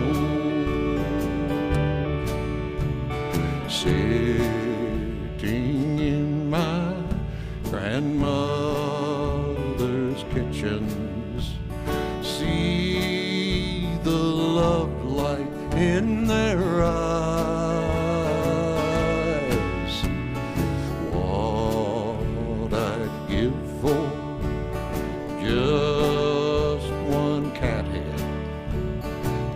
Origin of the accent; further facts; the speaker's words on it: Clay County, West Virginia, United States; my childhood and growing up in Clay County, West Virginia